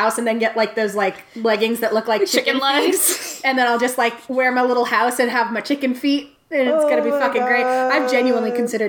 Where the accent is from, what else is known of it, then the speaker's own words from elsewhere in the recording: Richtersveld, Northern Cape, South Africa; Anyway, I hail from Richtersveld, a desert mountainous region in South Africa.